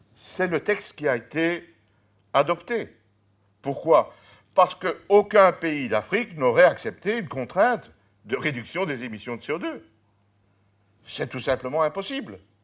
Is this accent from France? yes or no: no; Charleroi, Wallonia, Belgium; je suis né à Charleroi